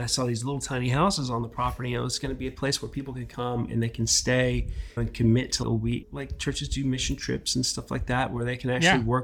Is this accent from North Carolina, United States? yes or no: yes; North Carolina, United States; also born or lived in Wales; I grew up in North Carolina